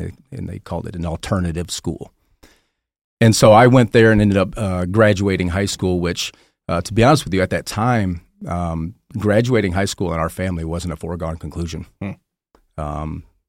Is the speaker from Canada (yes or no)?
no; Detroit, Michigan, United States; Was born in Detroit. My mother and my father divorced when I was 2 years old, but grew up most of my childhood in the outskirts of Detroit